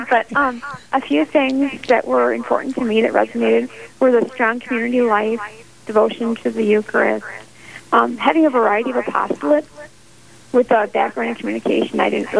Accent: Twin Cities area, Minnesota, United States; now in Hankinson, United States; I'm originally from the Twin City area, Minnesota, and ended up feeling called to religious life and visiting different communities, and ended up on a bus to Hankinson, or actually to Fargo.

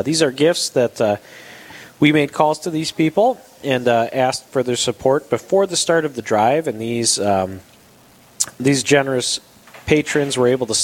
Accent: Detroit, Michigan, United States; moved away as an adult; now in Minnesota, United States; I grew up in the Detroit area

